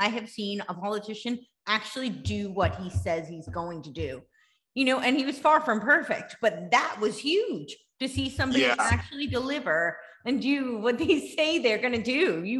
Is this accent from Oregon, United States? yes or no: no; New York, United States; I grew up right outside New York City. I lived in New York City.